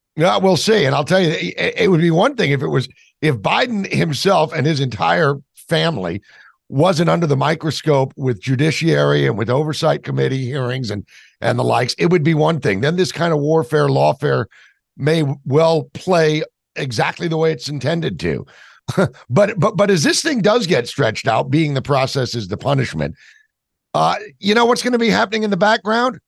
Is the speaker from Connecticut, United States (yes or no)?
no; New Jersey, United States; I'm from New Jersey